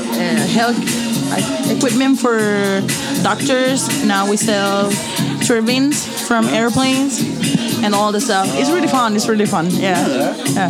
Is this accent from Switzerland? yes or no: no; Chiriquí, Panama; I'm from Panama. Well, not from Panama. I'm from Chiriquí.